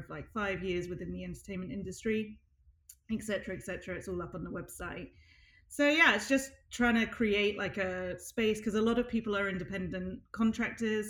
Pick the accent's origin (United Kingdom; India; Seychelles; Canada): United Kingdom; now in United States; being British, not permanent resident